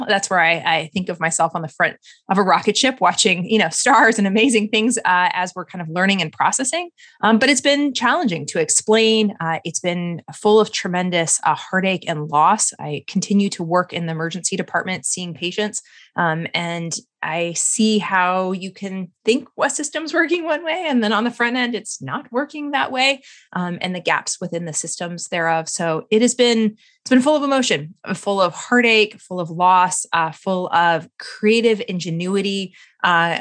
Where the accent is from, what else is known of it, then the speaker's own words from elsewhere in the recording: Colorado, United States; I am from Colorado originally.